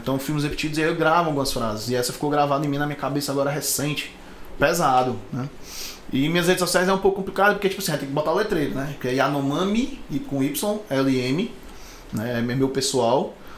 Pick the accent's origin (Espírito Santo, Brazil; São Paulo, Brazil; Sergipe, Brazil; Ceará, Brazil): Ceará, Brazil; Fortaleza; also born or lived in Maracanaú (birth, likely ASR 'Maracanã'); a gente não é de Fortaleza, nascemos no Maracanã, eu e o João, mas moramos aqui sempre